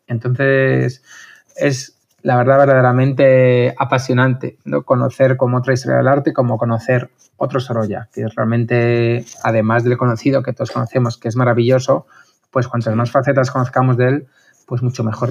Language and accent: Spanish; Madrid, Community of Madrid, Spain; also born or lived in Toledo; soy de Madrid